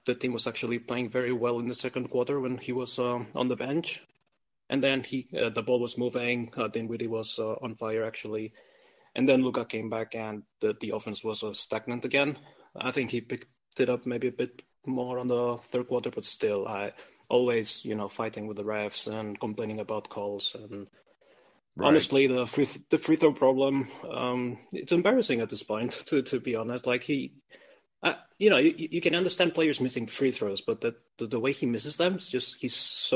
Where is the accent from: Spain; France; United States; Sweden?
Spain; I'm also from Spain